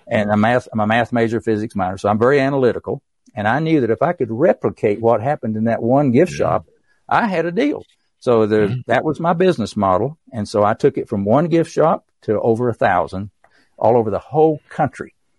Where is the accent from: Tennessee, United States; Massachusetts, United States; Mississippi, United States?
Tennessee, United States; East; accent: East Tennessee; my East Tennessee accent